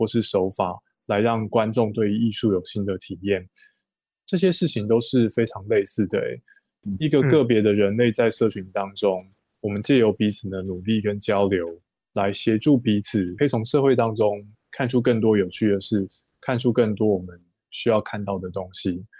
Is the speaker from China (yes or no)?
no; Taiwan; 那过去十年，以我台湾人的理解，台湾社会也多出了很多新的概念，像是情绪勒索、转型正义，还有霸凌